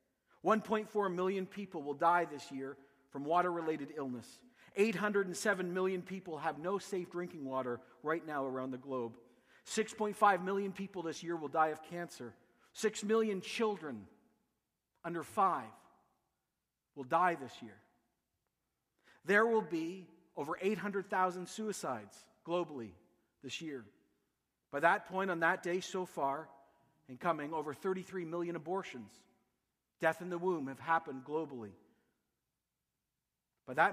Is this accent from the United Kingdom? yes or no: no; Canada; accent: Canadian